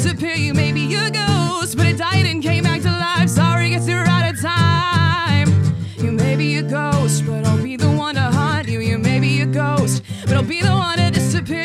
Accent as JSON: {"language": "English", "town": "Greenwood", "region": "Indiana", "country": "United States", "said": "I'm from Greenwood, far away land called Greenwood"}